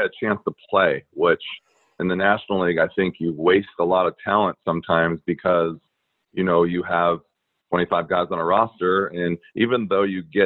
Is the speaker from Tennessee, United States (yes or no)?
no; Anaheim, California, United States; I grew up in Anaheim